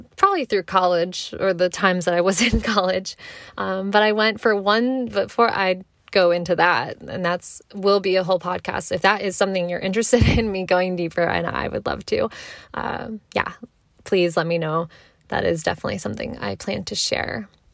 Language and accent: English; Frederick, Maryland, United States; also born or lived in Columbia, Maryland; Then for middle school, we moved to Frederick, and that's basically where I, from middle school to high school, still, you know, in this area to this day, um, that's where I grew up. I, Frederick is home to me